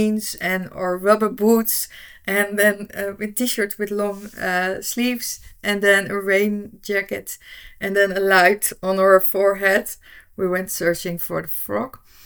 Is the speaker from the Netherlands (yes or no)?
yes; Netherlands; I'm from the Netherlands.